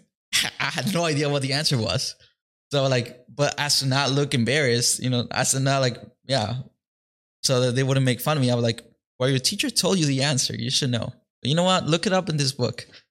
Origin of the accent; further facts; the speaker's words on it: Mexico; now in Detroit, United States; though I was born here in Detroit, I actually grew up in Mexico